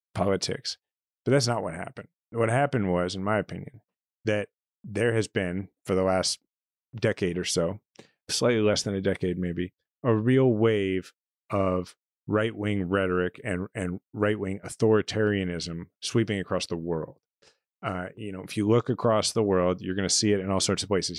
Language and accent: English; Kansas City, Missouri, United States; moved away as an adult; my hometown where I'm a fifth generation Kansas City